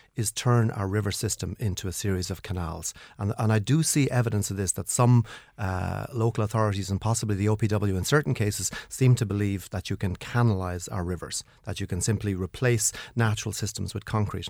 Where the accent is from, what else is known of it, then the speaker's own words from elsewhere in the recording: Kilkenny, Leinster, Ireland; my hometown is Kilkenny